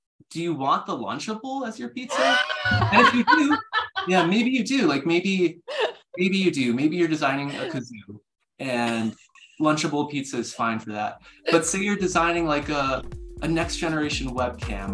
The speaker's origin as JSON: {"language": "English", "town": "Webster", "region": "New York", "country": "United States", "said": "I'm from Webster, specifically"}